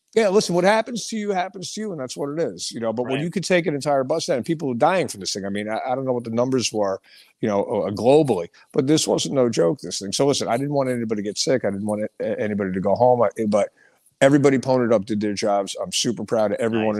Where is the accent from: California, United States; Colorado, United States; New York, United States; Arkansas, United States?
New York, United States; Hicksville; moved away as an adult; also born or lived in Brooklyn, New York; now in Pennsylvania, United States; when I was a kid growing up on Long Island